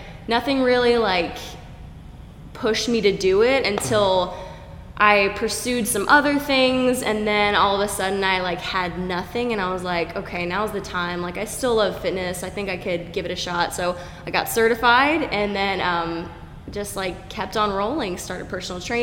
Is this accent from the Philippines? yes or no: no; Oklahoma, United States; moved away as an adult; also born or lived in Florida Panhandle / Tampa, Florida; now in Jupiter, United States; I really grew up in Oklahoma.